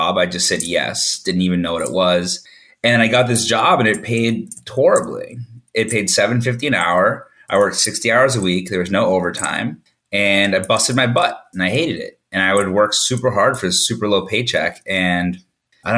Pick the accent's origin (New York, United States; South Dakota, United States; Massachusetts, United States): Massachusetts, United States; I grew up in Massachusetts